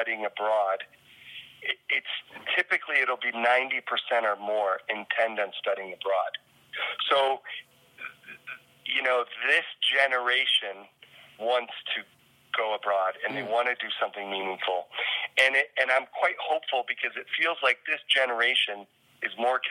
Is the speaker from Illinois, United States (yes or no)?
yes; rural Illinois, United States; moved away; also born or lived in South Dakota; I was born in South Dakota and grew up in a small farming town in rural Illinois